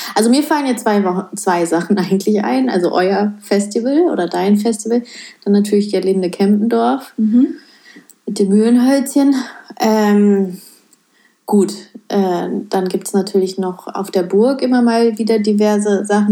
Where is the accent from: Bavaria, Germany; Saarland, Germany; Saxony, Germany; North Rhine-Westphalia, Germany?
North Rhine-Westphalia, Germany; ich komme ja aus NRW